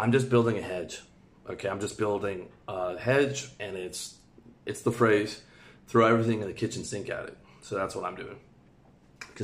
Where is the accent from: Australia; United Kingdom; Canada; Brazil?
Canada; moved away as an adult; also born or lived in Thailand; now in Georgia; The bulk of my money's in Canadian dollars because I'm Canadian.